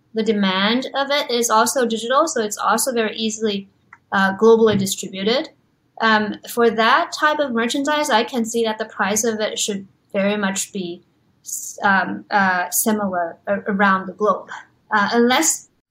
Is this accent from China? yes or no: yes; China; moved away; also born or lived in Los Angeles / New York; I grew up in China